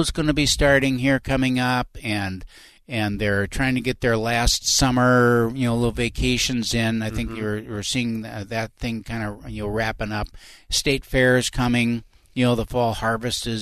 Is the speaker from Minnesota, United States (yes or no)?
yes; Winona, Minnesota, United States; I grew up in Winona, so I'm down in the southeastern part of the state on the river